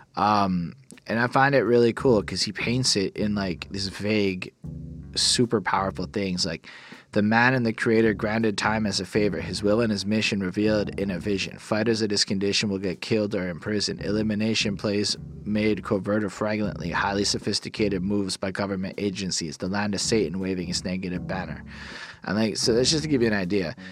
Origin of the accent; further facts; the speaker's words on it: Canada; I'm a Canadian.